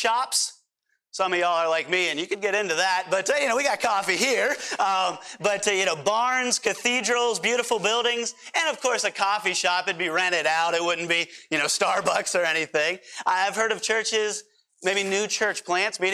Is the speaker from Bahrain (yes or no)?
no; United States; we as American Christians